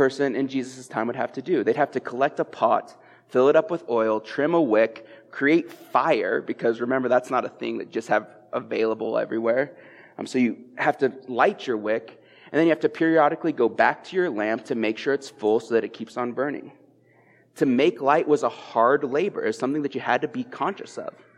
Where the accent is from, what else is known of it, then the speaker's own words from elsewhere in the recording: Eastern Plains, Colorado, United States; I'm coming up from the Eastern Plains, my hometown